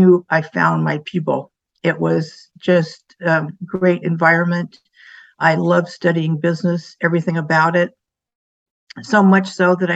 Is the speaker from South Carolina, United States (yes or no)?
no; San Diego, California, United States; I grew up in San Diego, have three sisters, and I was living the nice beach life